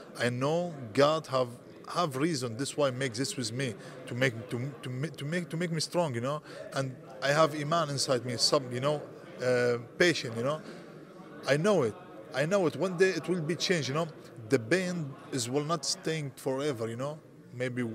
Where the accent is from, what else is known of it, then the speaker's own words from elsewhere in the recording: Syria; English is a second language; moved away as an adult; also born or lived in Greece / Milan, Italy; now in Germany; I come from Syria